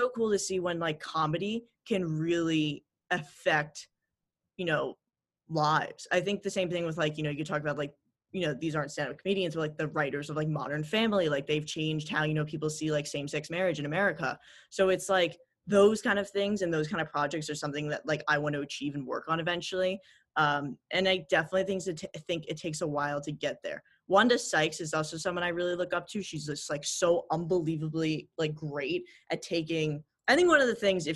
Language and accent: English; New York City, New York, United States; growing up in New York City